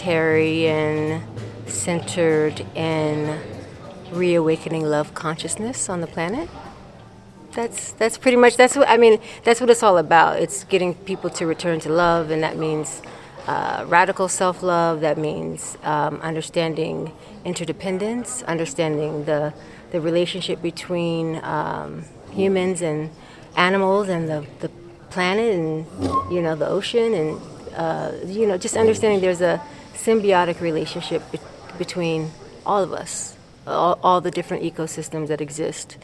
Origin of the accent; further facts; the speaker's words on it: Maryland, United States; also born or lived in Tulsa, Oklahoma; now in Brooklyn, New York, United States; I grew up in Maryland.